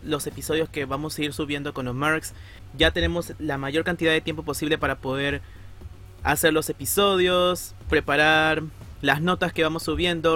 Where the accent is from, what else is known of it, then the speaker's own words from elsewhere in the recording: Peru; soy de Perú